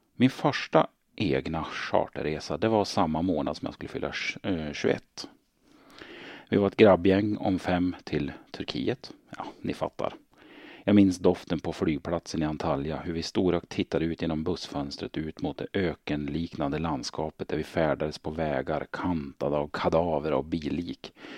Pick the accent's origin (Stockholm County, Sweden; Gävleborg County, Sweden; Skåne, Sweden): Gävleborg County, Sweden; Hälsingland; Jag är född och uppvuxen i Hälsingland